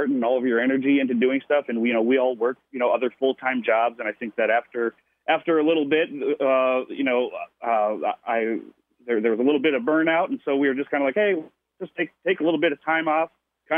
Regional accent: Minneapolis, Minnesota, United States; We're all from Minneapolis

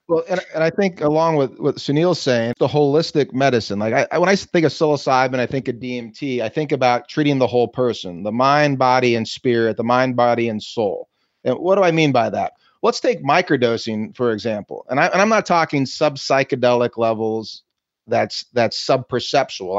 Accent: Kansas City, Missouri, United States; I'm from Kansas City, Missouri, and and and I grew up uh, going to the family farms

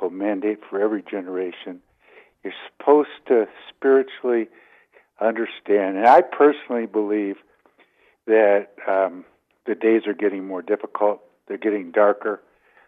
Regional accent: Detroit, Michigan, United States; moved away; also born or lived in Columbia, Missouri / Ann Arbor, Michigan / Colorado; I grew up in the Detroit area

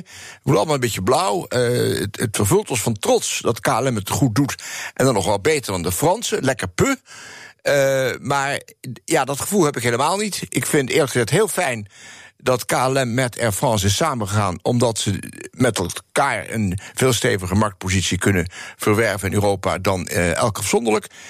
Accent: Netherlands; also born or lived in New York; wij als Nederlanders

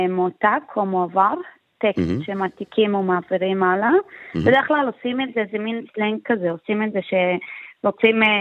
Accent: Jaffa, Tel Aviv District, Israel

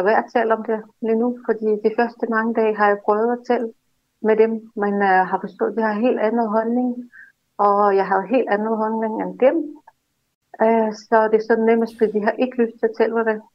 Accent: Russia; now in Denmark; jeg kommer fra Rusland.

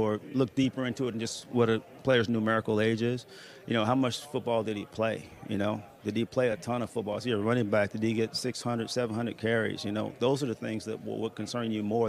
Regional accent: Tallahassee, Florida, United States; I'm from Tallahassee, Florida

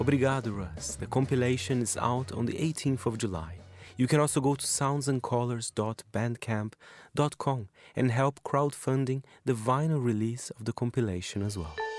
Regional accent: São Paulo, Brazil; I am from Brazil, but from São Paulo.

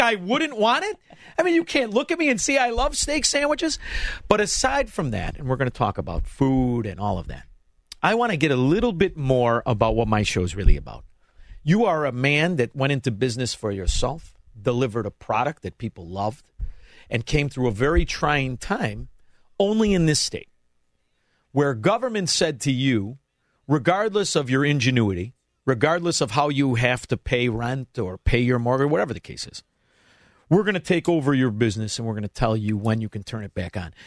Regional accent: Melrose Park, Illinois, United States; also born or lived in Southwest Florida; now in Elmwood Park, United States; I'm from Melrose Park, but I live in Elmwood Park

